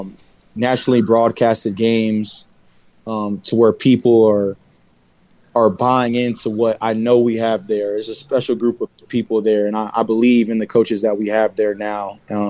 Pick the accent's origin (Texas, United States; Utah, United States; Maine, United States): Texas, United States; moved away as an adult; I was a kid from Texas who got an offer to go to what people called a small school.